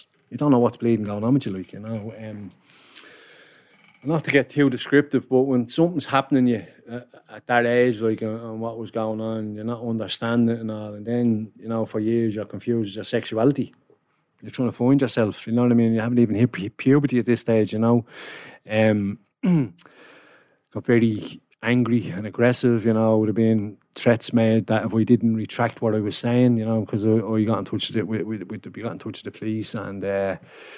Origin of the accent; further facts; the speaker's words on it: Dublin, Leinster, Ireland; accent: townie; also born or lived in Coolock / Kilbarrack; some people will tell you I'm from town, others will tell you I'm from Coolock, others will say I'm from Kilbarrick, because I live in the border of Coolock and Barrick, where I grew up